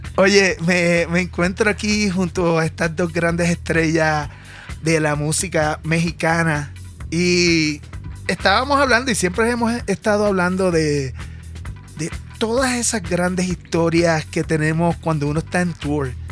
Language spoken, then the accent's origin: Spanish; Puerto Rico; yo como puertorriqueño